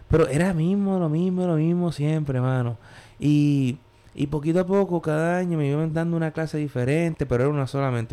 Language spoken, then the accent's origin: Spanish; Puerto Rico; now in New York, United States; Yo aprendí en Puerto Rico